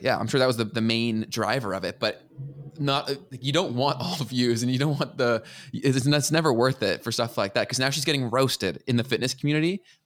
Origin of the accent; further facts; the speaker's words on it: Canada; as a Canadian